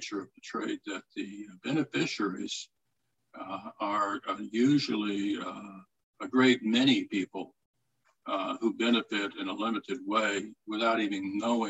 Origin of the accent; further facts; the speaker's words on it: Florida, United States; my home state of Florida